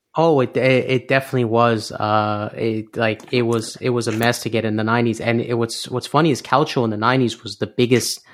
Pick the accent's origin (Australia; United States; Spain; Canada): Canada; I was born in Canada